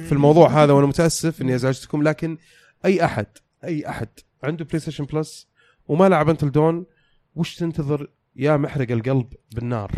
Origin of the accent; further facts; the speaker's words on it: Saudi Arabia; عندنا في السعودية